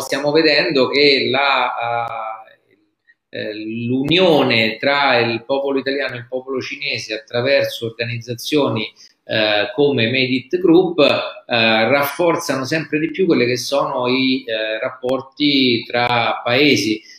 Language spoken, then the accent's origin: Italian; Rome, Lazio, Italy; da romano, ti dico